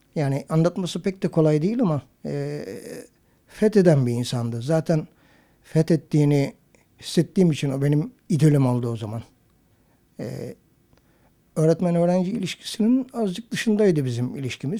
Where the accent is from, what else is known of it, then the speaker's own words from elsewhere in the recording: Tire, İzmir, Turkey; Tire'de büyüdüğüm ev avlulu eski evlerden